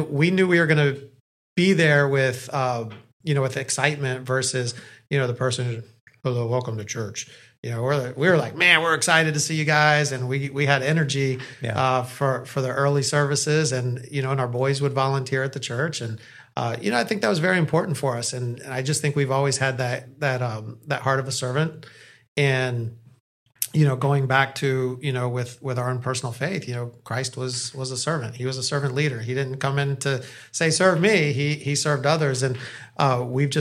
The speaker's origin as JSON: {"language": "English", "town": "Orlando", "region": "Florida", "country": "United States", "tie": "born or raised there", "said": "I grew up in Orlando, so I had an amazing childhood"}